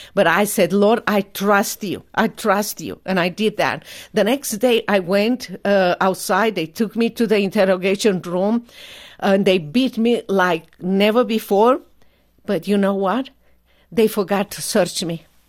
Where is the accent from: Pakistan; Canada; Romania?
Romania; English is a second language; moved away as an adult; now in United States